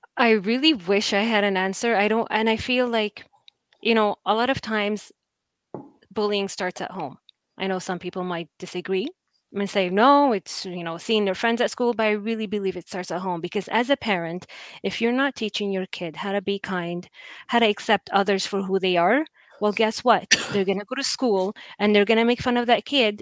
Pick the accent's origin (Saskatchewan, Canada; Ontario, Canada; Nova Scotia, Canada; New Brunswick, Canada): Nova Scotia, Canada; Halifax; i was the only brown kid at school growing up in Halifax for a long period of time.